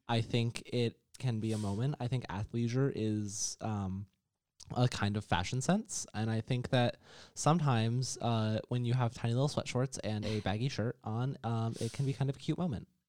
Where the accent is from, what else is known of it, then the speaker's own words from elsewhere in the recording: New York, United States; moved away as an adult; also born or lived in central Florida; now in Orlando, United States; I'm from New York, which is possibly the bluest state that exists, and I'm not even from a blue part of New York